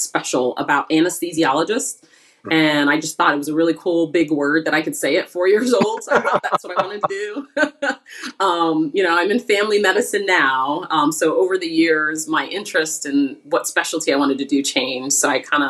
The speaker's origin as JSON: {"language": "English", "town": "Phoenix", "region": "Arizona", "country": "United States", "tie": "born or raised there", "said": "I grew up in Phoenix, Arizona. That was home for me until I went to college"}